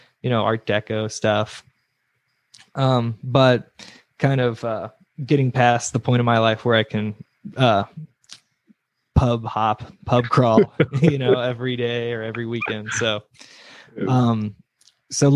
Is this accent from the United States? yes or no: yes; Brevard, North Carolina, United States; moved away as an adult; now in Asheville, United States; I grew up in Brevard, so I didn't make it very far. I came here for college in 2009.